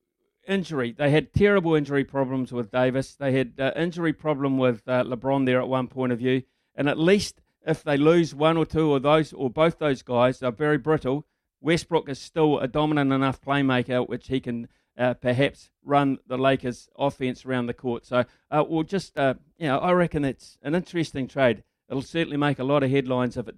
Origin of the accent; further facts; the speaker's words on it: Whanganui, Manawatū-Whanganui, New Zealand; I grew up in Whanganui.